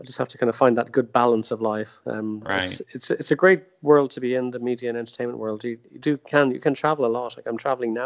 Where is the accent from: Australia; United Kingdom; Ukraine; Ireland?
Ireland; moved away as an adult; also born or lived in Orlando, United States / Los Angeles, United States; I'm Irish